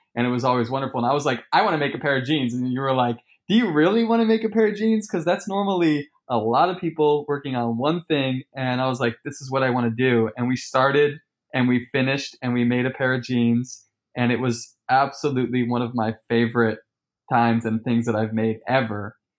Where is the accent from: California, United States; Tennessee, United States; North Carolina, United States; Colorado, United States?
California, United States; Sacramento; moved away; I come from Sacramento